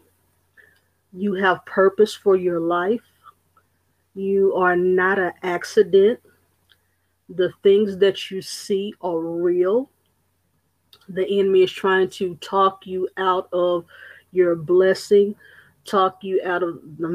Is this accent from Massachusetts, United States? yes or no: no; Austin, Texas, United States; born and raised in Austin, Texas.